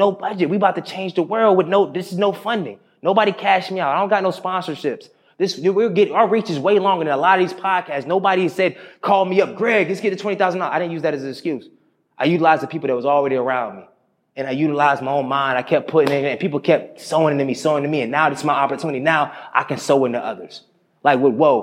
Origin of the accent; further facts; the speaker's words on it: Durham, North Carolina, United States; I'm from Durham. I start with my Durhamite